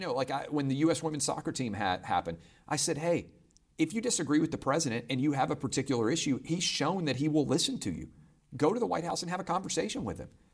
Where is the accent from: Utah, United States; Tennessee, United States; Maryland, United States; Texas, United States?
Tennessee, United States; Nashville; also born or lived in Virgin Islands; as a kid growing up in Nashville